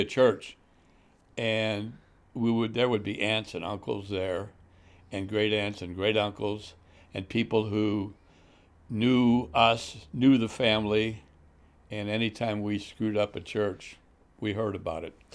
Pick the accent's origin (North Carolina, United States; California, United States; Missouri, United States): Missouri, United States; St. Louis; moved away as an adult; now in Chicago area, United States; grew up in South Saint Louis